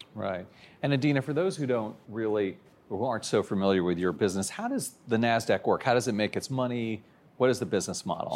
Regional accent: Maryland, United States; I'm from Maryland, too

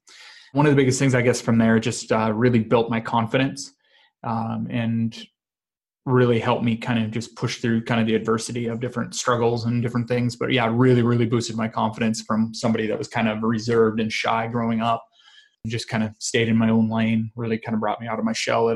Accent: rural North Dakota, United States; I grew up in actually rural North Dakota, of all places. Very small farming, ranching community of about 400 people.

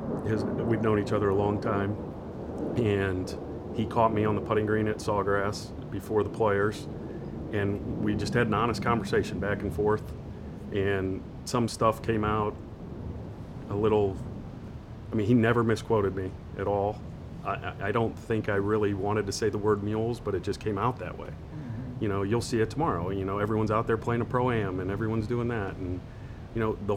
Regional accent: Akron, Ohio, United States; I grew up in Akron, Ohio

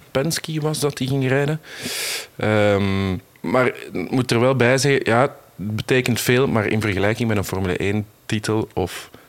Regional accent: Belgium; Als Belg is het zuur.

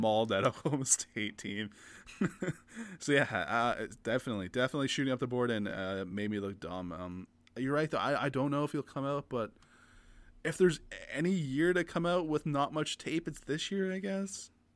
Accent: Canada; we're both Canadian

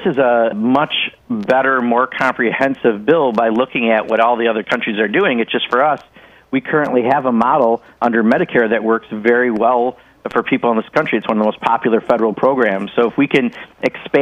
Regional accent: Wisconsin, United States; my home state

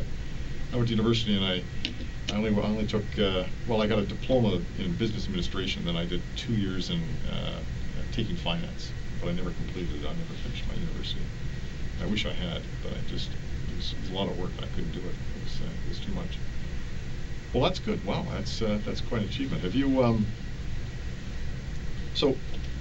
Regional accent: Victoria, British Columbia, Canada; moved away as an adult; now in Ontario, Canada; I grew up out west in Victoria

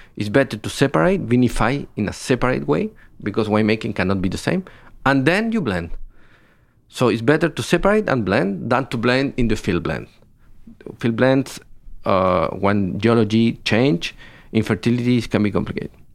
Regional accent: Biobío, Chile; I am from the south of Chile. I was born in Biobío.

